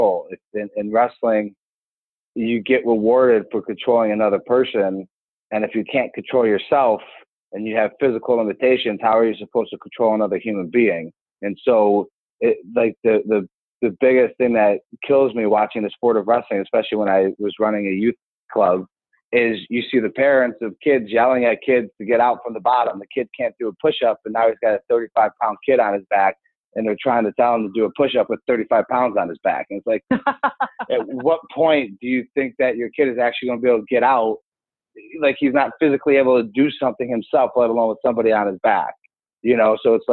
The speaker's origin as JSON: {"language": "English", "town": "Cleveland", "region": "Ohio", "country": "United States", "tie": "born or raised there", "also_born_or_lived": "Russia", "said": "I grew up in Cleveland, which is a hotbed of wrestling."}